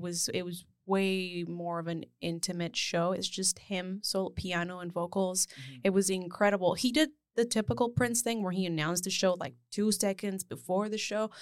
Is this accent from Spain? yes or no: yes; Spain; moved away; I grew up in Spain